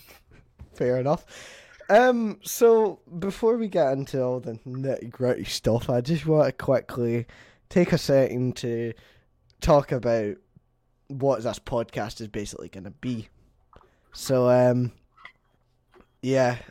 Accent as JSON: {"language": "English", "region": "Scotland", "country": "United Kingdom", "said": "I'm Scottish"}